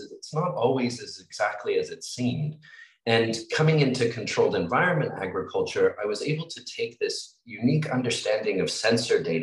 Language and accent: English; Australia; growing up in Australia